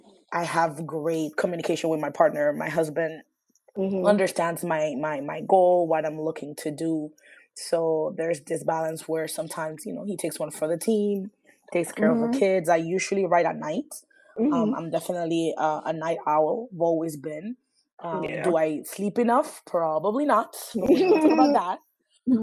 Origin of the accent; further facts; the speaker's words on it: Panama; moved away as an adult; also born or lived in South Florida / New York; now in New Orleans, United States; I actually was born and raised in Panama. And I actually moved here as an adult